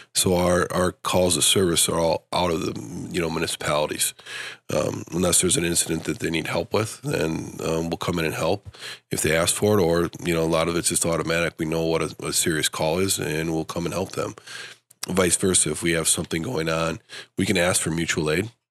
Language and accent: English; Stevens Point, Wisconsin, United States; also born or lived in Madison, Wisconsin; now in Grand Rapids, United States; I grew up in Stevens Point